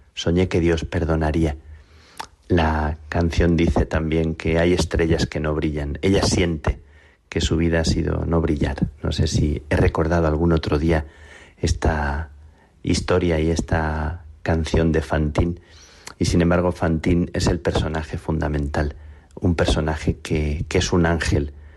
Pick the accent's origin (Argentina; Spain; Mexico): Spain; Plasencia, Extremadura; mi vocación de carmelita nació a la sombra de las carmelitas de mi pueblo, en Plasencia